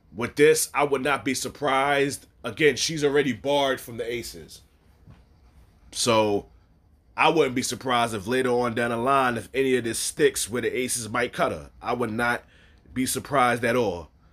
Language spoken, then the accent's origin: English; New York, United States; I am from New York